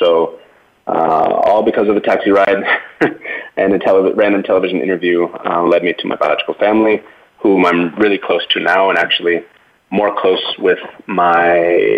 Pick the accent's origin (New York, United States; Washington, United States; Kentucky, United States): Washington, United States; also born or lived in Cali, Colombia; now in Seattle, United States; I was born here in Cali, Colombia, 1984. And I was adopted by a Caucasian family in Washington State. Not Seattle proper, but about an hour and a half drive southwest of Seattle.